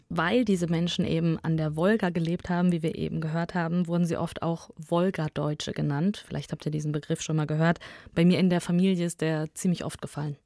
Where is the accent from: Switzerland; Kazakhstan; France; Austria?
Kazakhstan; now in Germany; bin ich in Kasachstan geboren